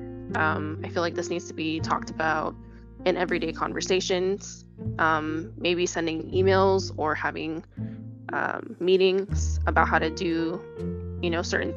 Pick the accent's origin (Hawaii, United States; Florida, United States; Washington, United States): Hawaii, United States; now in Las Vegas, United States; I'm from Hawaii, where we're just a part of a melting pot of ethnic backgrounds